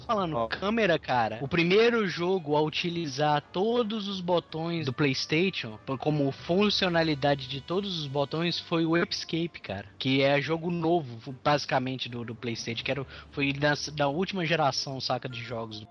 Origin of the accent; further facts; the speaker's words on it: Governador Valadares, Minas Gerais, Brazil; also born or lived in Ipatinga; eu sou de lá, ê, eu sou de Valadares